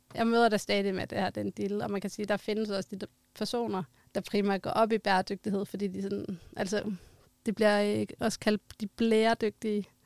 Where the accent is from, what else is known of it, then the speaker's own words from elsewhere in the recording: Denmark; vi som danskere